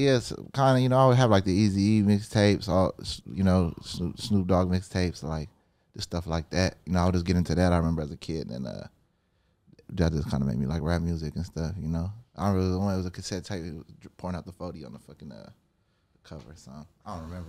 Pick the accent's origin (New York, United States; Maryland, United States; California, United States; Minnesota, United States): California, United States; Huntington Park; also born or lived in San Diego; Nah, I was born in Dago. I moved out to here. So I started in Huntington Park, like in 02 type shit.